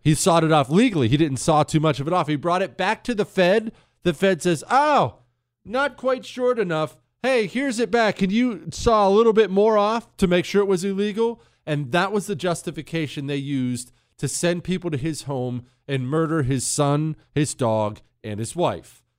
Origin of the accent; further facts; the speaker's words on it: Ohio, United States; I was born in Ohio